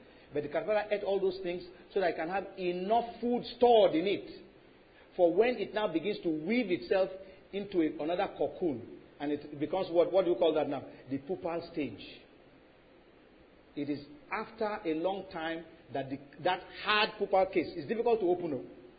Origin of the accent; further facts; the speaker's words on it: Lagos, Nigeria; When I was growing up in Lagos, we lived in a compound where there were so many, these caterpillars had thorns.